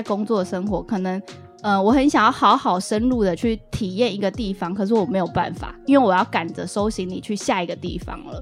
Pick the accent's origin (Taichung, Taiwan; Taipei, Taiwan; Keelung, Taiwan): Keelung, Taiwan; 虽然是基隆人，但是我大学是读台艺大戏剧系